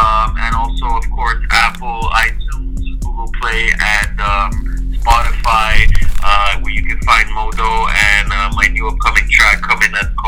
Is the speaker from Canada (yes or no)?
yes; Montreal, Quebec, Canada; now in Vancouver, Canada; This is a song I recorded out here in Vancouver, even though I'm from Montreal.